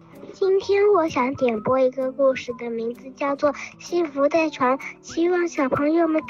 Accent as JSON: {"language": "Chinese", "town": "Hefei", "region": "Anhui", "country": "China", "said": "我今年快六岁了，我来自合肥，"}